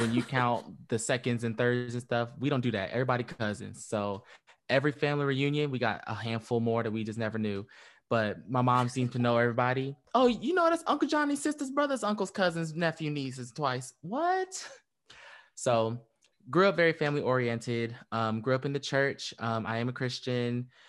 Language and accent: English; Fayetteville, North Carolina, United States; I was born in Fayetteville and, um, raised in Fayetteville.